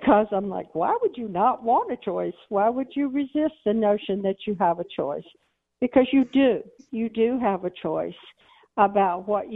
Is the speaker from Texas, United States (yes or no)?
yes; Texas, United States; I'm a Texan